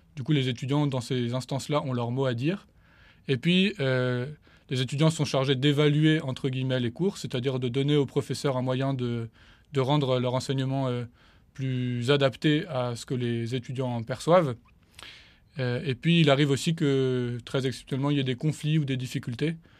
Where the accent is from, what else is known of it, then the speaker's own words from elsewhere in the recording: Paris, Île-de-France, France; le diocèse de Paris dont je suis originaire